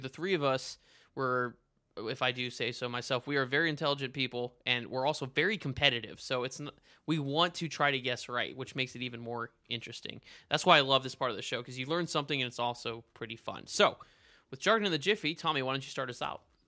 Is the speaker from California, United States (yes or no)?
no; El Paso, Texas, United States; moved away; also born or lived in Midwest; growing up in El Paso, right, in Texas